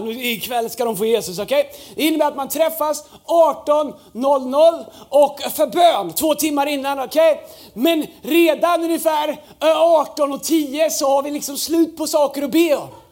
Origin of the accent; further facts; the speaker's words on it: Tidaholm, Västra Götaland, Sweden; när jag växte upp där så, så, så fanns liksom Pingstkyrkan, den fantastiska kyrkan, röd tegelbyggnad. Där var Gud. Här ute i Tidaholm så var alla andra.